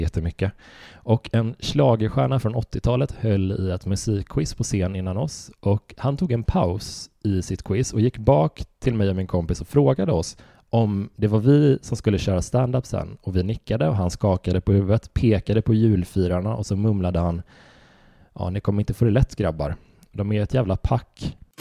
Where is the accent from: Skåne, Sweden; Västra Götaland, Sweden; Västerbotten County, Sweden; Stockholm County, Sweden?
Västra Götaland, Sweden; Horred; jag växte upp i Horröd